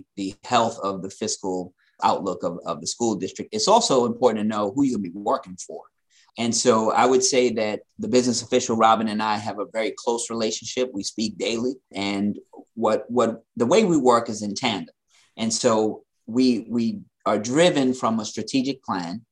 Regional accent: New York City, New York, United States; growing up in Queens

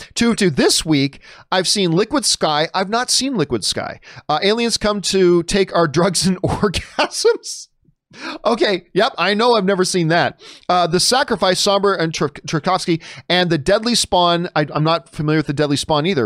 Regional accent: Hamilton, Ontario, Canada; moved away as an adult; now in Los Angeles, United States; I live Hamilton, Ontario, Cama, Canada, the Hammer, uh, my hometown, greatest city in the world.

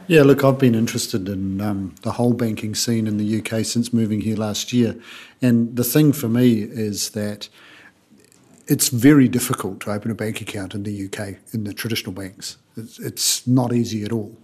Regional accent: New Zealand; moved away; I'm from New Zealand

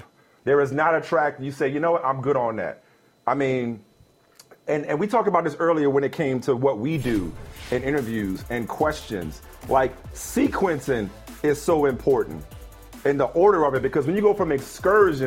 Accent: New Orleans, Louisiana, United States; moved away; I'm growing up in New Orleans.

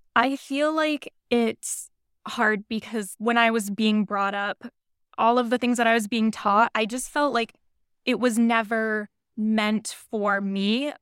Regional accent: New Hampshire, United States; now in New York, United States; I currently live in New York, but I was born and raised in New Hampshire

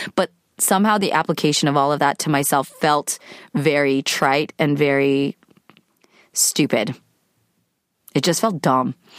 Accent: California, United States; I am a California woman. grew up in the States to immigrant parents. I'm Korean American, so I had Korean parents

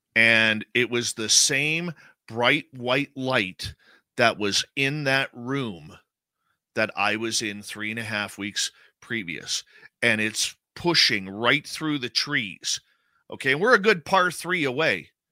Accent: Abbotsford, British Columbia, Canada; I grew up in Abbotsford, British Columbia

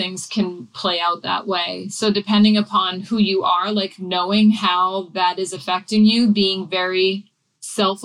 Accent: New England, United States; I grew up in New England

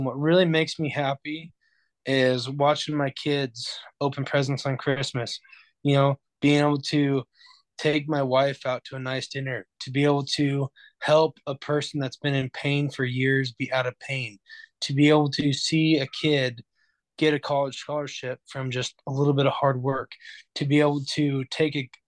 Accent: Orofino, Idaho, United States; We're from Orofino. We're all from Orofino.

